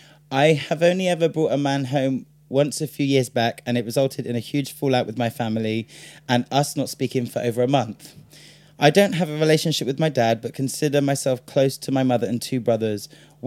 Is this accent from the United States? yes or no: no; United Kingdom; Because we're British and that's what the British do.